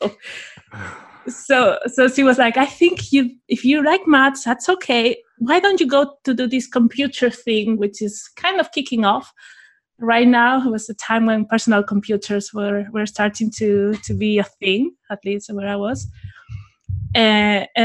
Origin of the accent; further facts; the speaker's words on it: Spain; my hometown in Spain